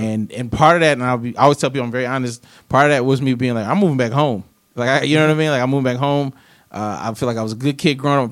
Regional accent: the South, United States; I'm from the South

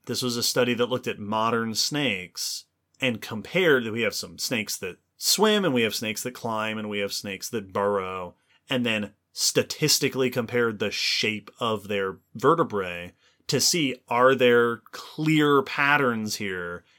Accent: Long Island, New York, United States; I grew up on Long Island in New York

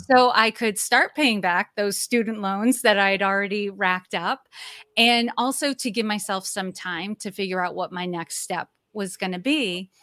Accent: Massachusetts, United States; also born or lived in Maine / Old Orchard Beach, Maine; now in Norfolk, Virginia, United States; I was born and raised in Massachusetts

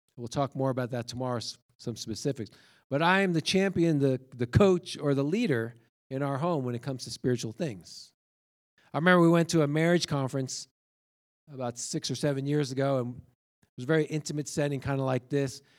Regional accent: New York, United States; I grew up in New York

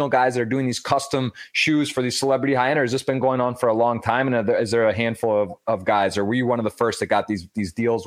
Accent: Detroit, or Ann Arbor, Michigan, United States; moved away; I'm actually originally from Detroit, or Ann Arbor, Michigan

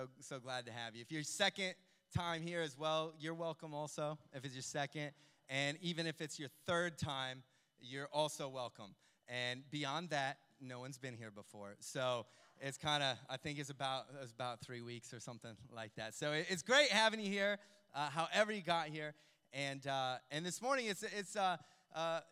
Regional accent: United States; moved away; we grew up in the States

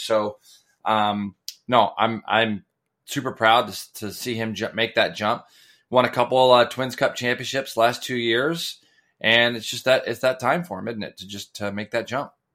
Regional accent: Goleta, California, United States; now in Ventura, United States; growing up in Goleta and up by Santa Barbara

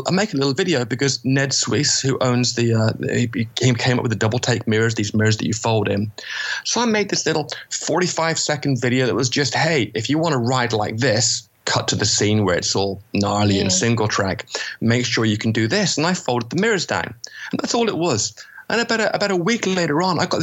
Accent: England, United Kingdom; moved away; I'm English.

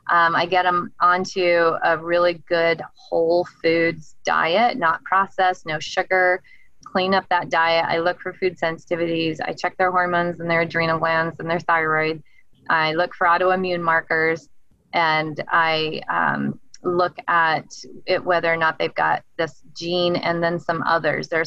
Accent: the South, United States; But I always say I was raised in the South. So my dad was in the Navy and I'm a I'm a southern girl

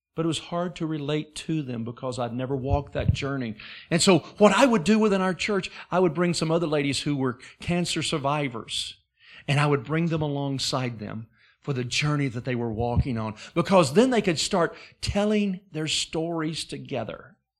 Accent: Alabama, United States; moved away as an adult; also born or lived in Wisconsin / Alaska; I was raised in Alabama

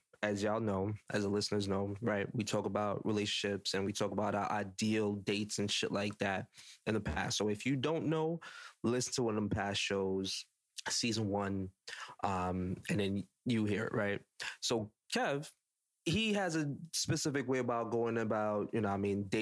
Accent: Jamaica; I'm judging as a Jamaican black man that have a tattoo

